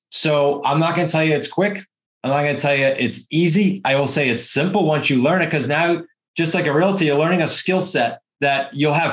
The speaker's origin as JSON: {"language": "English", "region": "New England", "country": "United States", "accent": "New England", "said": "my New England accent"}